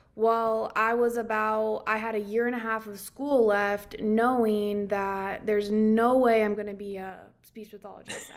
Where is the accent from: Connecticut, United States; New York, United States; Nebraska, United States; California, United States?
Nebraska, United States; moved away; I'm originally from Nebraska. So, coming from Nebraska, you know, it's very rural, um, that small town feel. I grew up with, um, two hundred kids in the entire high school